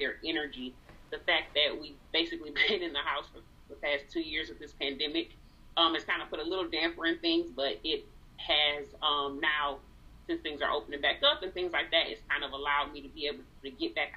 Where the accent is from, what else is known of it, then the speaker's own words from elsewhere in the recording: Saginaw, Michigan, United States; also born or lived in Detroit area, Michigan; I actually live in Michigan, close to Detroit, Michigan, born and raised in Saginaw